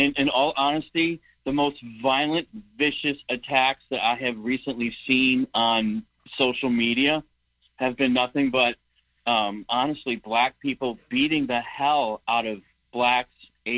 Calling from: New Hampshire, United States; Hey, well … from New Hampshire.

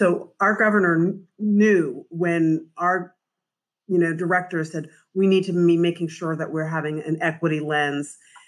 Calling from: Providence, Rhode Island, United States; So I'm calling from Providence, Rhode Island.

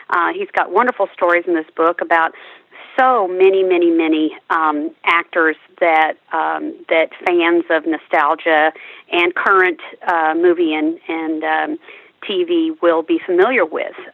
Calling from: Trophy Club, Texas, United States; I'm joining you from Trophy Club, Texas, which is right outside of Dallas and right outside of Fort Worth.

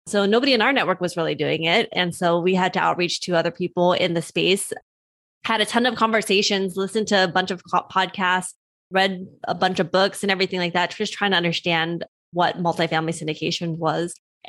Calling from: California, United States; I'm zooming in from Southern California.

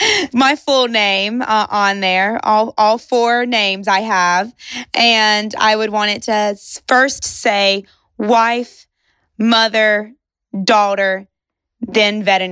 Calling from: Shepherdsville, Kentucky, United States; Well, today I'm calling in from Shepherdsville, Kentucky, which is just south of Louisville, Kentucky.

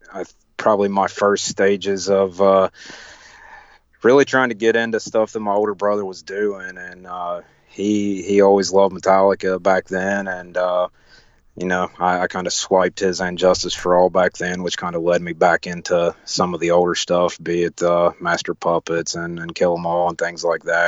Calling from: Nashville, Tennessee, United States; Nashville. Tennessee.

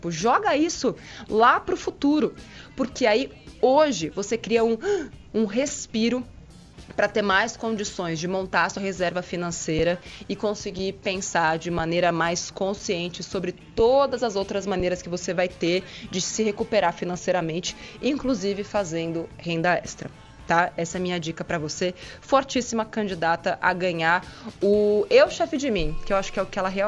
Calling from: São Paulo, Brazil; sou de São Paulo. Estou aqui escutando vocês no carro, indo trabalhar.

